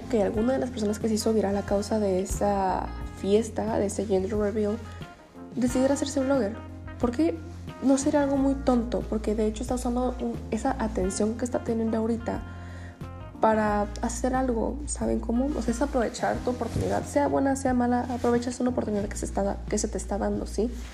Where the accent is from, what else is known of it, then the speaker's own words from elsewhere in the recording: Ensenada, Baja California, Mexico; yo soy de Ensenada